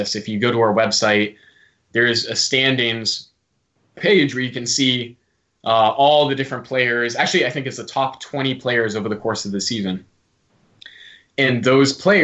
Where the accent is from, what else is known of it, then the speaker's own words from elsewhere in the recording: United States; accent: American; I've got the American accent